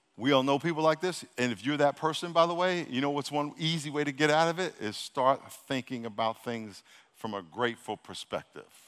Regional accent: New York City, New York, United States; I was born in Brooklyn

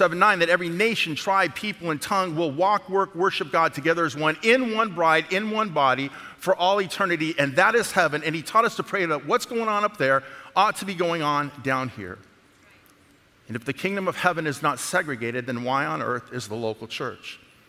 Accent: the South, United States; I'm from the South now.

